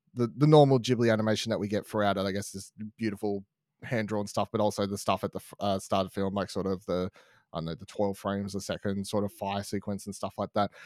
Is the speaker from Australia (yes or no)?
yes; Australia; we're in Australian, we live in Australia